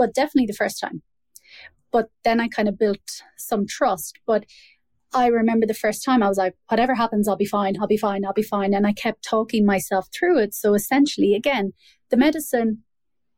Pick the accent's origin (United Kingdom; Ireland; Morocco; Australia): Ireland; born or raised there